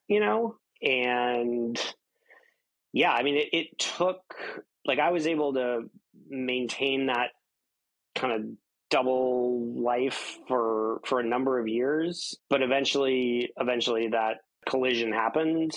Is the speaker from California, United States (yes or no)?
no; in Kansas, United States; I grew up in an fairly affluent suburb of Kansas City, Kansas City, Missouri being the city, even though like my little suburb is in Kansas